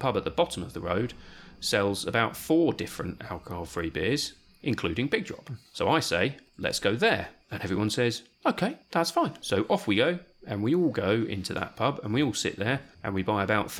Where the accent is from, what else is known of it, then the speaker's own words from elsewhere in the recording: England, United Kingdom; because we're English